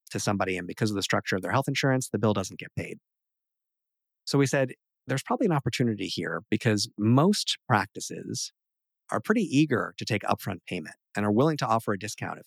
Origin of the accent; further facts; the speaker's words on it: New York, United States; We're both from New York